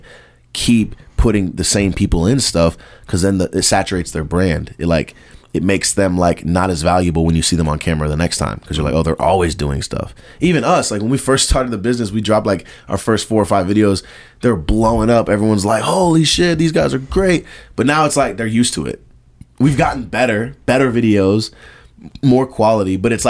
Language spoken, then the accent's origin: English; the South, United States; I like that he's from the South, and he stays true to that, because I'm from the South.